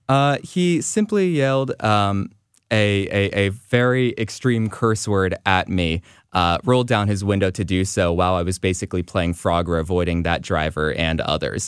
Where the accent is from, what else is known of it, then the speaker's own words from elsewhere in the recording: Los Angeles, California, United States; now in St. Louis, United States; I grew up in Los Angeles and it has a very car centric culture